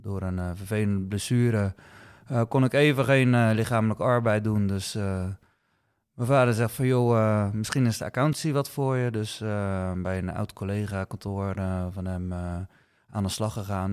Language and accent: Dutch; 's-Gravenzande, South Holland, Netherlands; also born or lived in Rotterdam / Dordrecht; geboren en getogen in Schravenzande.